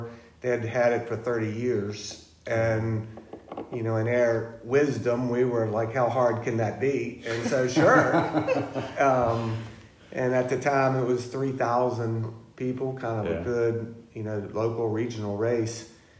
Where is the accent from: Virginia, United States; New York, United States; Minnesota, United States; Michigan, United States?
Virginia, United States; Richmond; also born or lived in Florida; now in Virginia Beach, United States; I grew up in Richmond